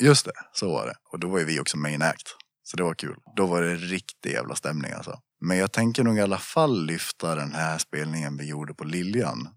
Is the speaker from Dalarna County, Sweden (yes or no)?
yes; Gustafs, Dalarna County, Sweden; also born or lived in Borlänge; Jag är väl från, eh, från byn Gustafs